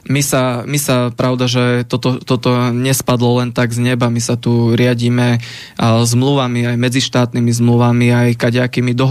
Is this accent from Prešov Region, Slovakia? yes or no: no; Rimavská Sobota, Banská Bystrica Region, Slovakia; born there; mňa vyháňajú niektorí takíto šovinisti z môjho rodiska. Ja som sa narodil v Rimavskej sobote, v druhej Slovenskej republike